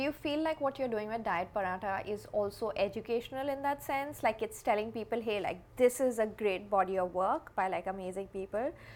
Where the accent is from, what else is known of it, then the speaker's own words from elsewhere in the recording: India; I grew up in India